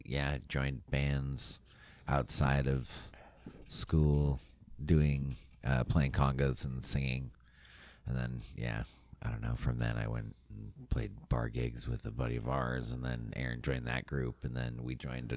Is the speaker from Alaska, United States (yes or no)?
yes; Kenai, Alaska, United States; also born or lived in Bellingham, Washington; now in Portland, United States; I was born in Bellingham, Washington, but moved to Kenai, Alaska.